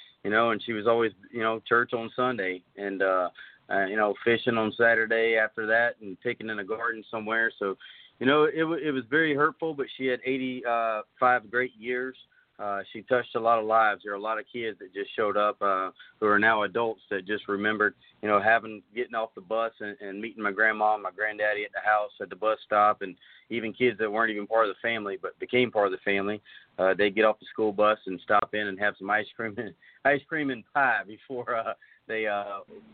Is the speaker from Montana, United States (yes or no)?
no; Walterboro, South Carolina, United States; I grew up there in Walterboro.